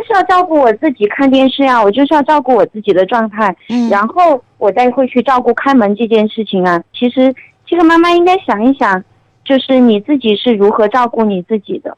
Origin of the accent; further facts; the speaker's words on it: Chengdu, Sichuan, China; accent: Chengdu dialect; 我们成都话